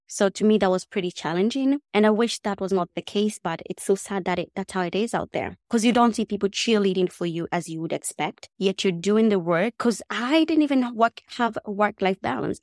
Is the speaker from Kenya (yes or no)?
yes; Nairobi, Kenya; English is a second language; moved away as an adult; I grew up in Kenya, and I come from a pretty big family.